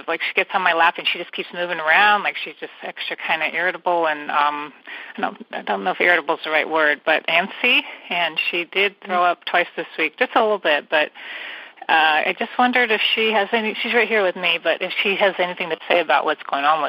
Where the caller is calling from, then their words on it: California, United States; And I'm calling from the San Francisco Bay Area